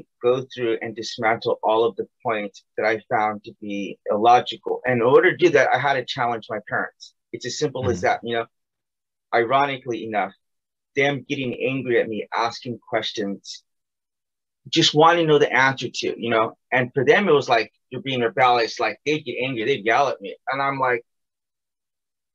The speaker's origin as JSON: {"language": "English", "country": "United States", "tie": "born or raised there", "said": "I left America, I left my hometown"}